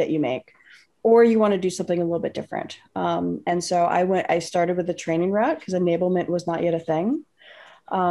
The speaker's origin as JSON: {"language": "English", "area": "the Bay Area", "region": "California", "country": "United States", "tie": "born or raised there", "said": "I grew up in the Bay Area. So I grew up in the Bay Area"}